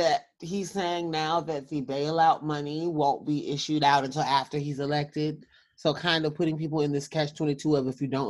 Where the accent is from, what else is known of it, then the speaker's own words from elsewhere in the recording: South Carolina, United States; that in my home state of South Carolina, there's some verification issues right now